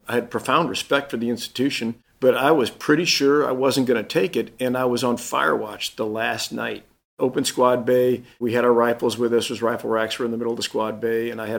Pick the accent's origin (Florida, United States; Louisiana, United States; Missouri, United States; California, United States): Louisiana, United States; Fort Polk; born there; even though I was born in Fort Polk, Louisiana. My dad was in the Army.